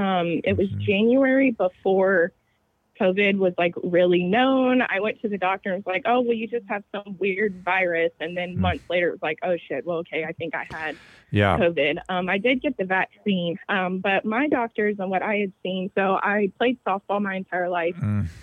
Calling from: Charleston, South Carolina, United States; So I'm calling from Charleston, South Carolina today

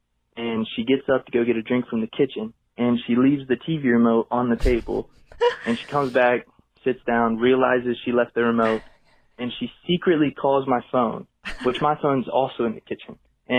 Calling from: Cincinnati, Ohio, United States; I'm calling from Cincinnati, Ohio.

